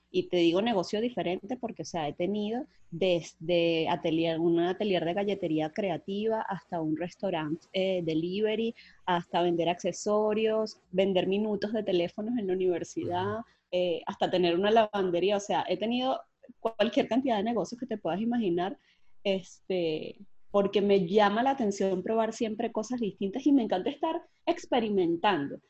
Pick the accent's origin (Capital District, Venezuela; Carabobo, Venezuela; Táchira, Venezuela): Carabobo, Venezuela; Puerto Cabello; now in Cali, Colombia; yo soy venezolana, nací en Venezuela, en Puerto Cabello, y en este momento me encuentro viviendo en Cali, Colombia